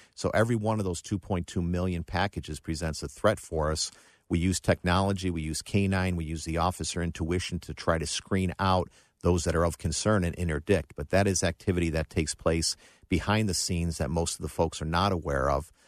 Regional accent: Buffalo, New York, United States; moved away; also born or lived in Cleveland, Ohio; I grew up in Buffalo, New York

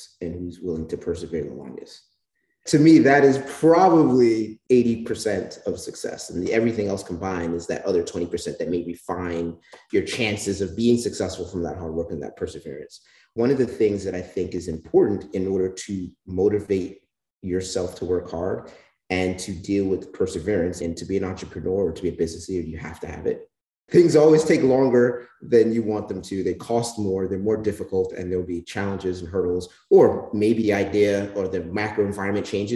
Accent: New York City, New York, United States; I'm born and raised in the Bronx, New York, the son of West Indian immigrants

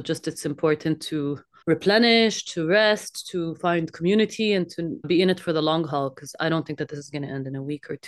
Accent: Kuwait; born there; also born or lived in Jordan / Canada; I was born in Kuwait, and then in 1990, we experienced the war with Iraq, so we fled to Jordan, and then I also had 10 years in which I lived in Canada.

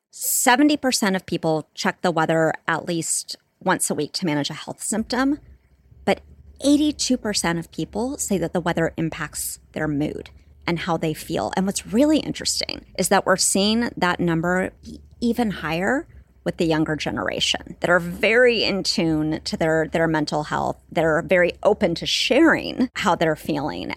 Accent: Santa Barbara, California, United States; I grew up in Southern California, in Santa Barbara

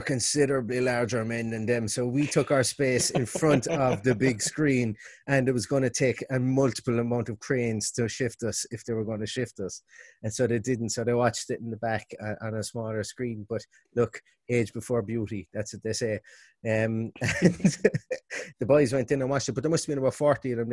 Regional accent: Limerick, Munster, Ireland; now in Galway, Ireland; from Limerick, living above in Galway

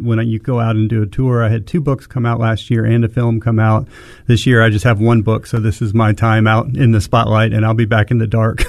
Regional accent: Memphis, Tennessee, United States; people always sort of expect that I do because I'm from Memphis.

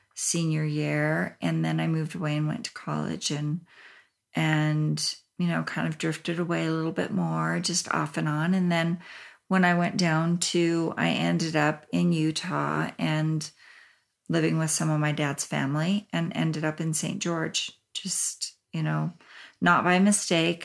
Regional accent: Japan; I was born in Japan along with my brother

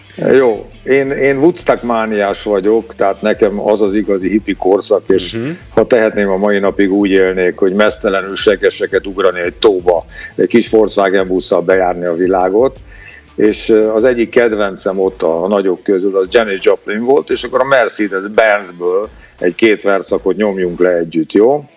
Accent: Hungary; Én bolgár származású vagyok, bolgár a vérem. Apukám, anyukám, anyukám bulgár volt, de Magyarországon születtem, tehát magyar vagyok.

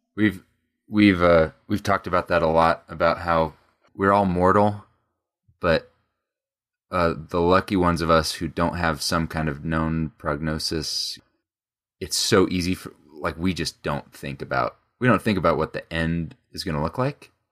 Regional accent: United States; we're American

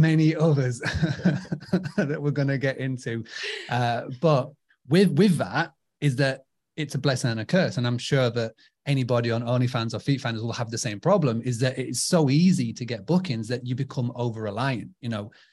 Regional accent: United Kingdom; I'm from, uh, United Kingdom

